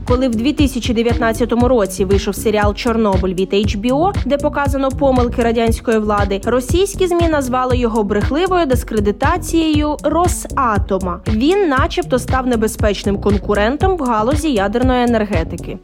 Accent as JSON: {"language": "Ukrainian", "country": "Ukraine", "said": "Ми з України"}